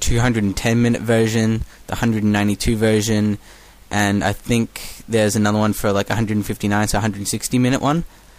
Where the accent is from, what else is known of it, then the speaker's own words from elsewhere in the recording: Melbourne, Victoria, Australia; accent: Australian; from Melbourne, Australia.